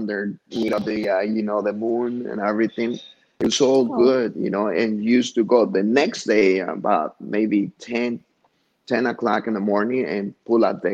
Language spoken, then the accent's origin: English; Huitzuco, Guerrero, Mexico; now in Chicago, United States; this is like a museum of Huitzuco, my hometown